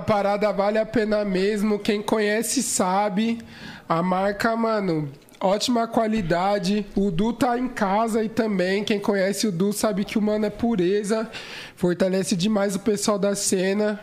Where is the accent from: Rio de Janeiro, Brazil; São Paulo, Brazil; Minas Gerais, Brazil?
São Paulo, Brazil; eu sou local de São Paulo, capital, uhum. ali Zona Sul, Brooklyn